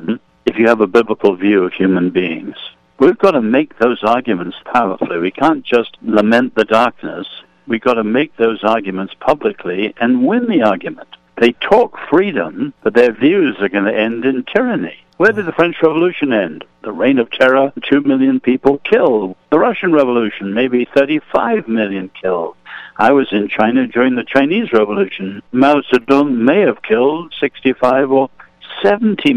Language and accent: English; England, United Kingdom; I'm an Englishman, I'm not American